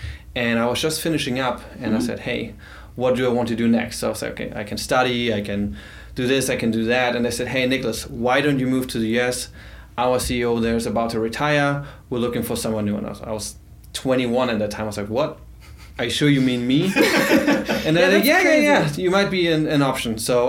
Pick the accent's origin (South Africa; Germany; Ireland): Germany; English is a second language; moved away as an adult; now in Cincinnati, United States; 25, just outside of Hamburg is where I was born. So it's a little village called Zeed. Probably nobody knows that. So I always say, hey, I'm from Hamburg.